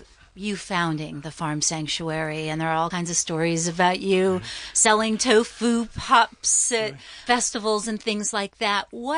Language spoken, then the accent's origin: English; Los Angeles, California, United States; You see, I'm a valley girl. I grew up in Van Nuys.